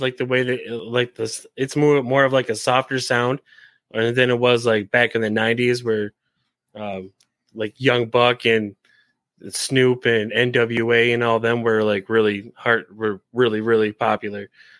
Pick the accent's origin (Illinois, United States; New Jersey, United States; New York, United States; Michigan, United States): Michigan, United States; We're from Michigan. We don't have that up here.